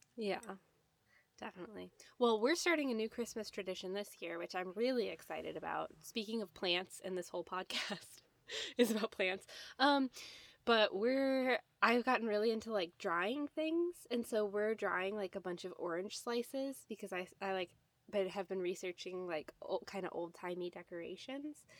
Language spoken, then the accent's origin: English; Midwest, United States; I'm from the Midwest